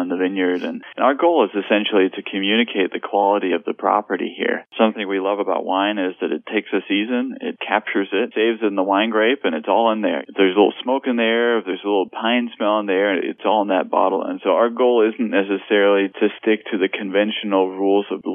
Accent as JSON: {"language": "English", "country": "Denmark", "tie": "born or raised there", "also_born_or_lived": "Lake County, California", "moved": "yes", "lives_now": "California, United States", "said": "We grew up in Denmark"}